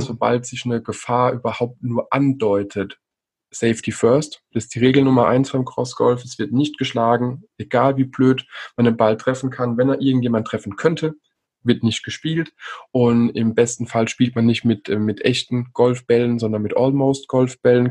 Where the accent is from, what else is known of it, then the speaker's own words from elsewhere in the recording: Rhine Plain and the Palatinate, Rhineland-Palatinate, Germany; in der Rheinebene und der Pfalz, wo ich ja herkomme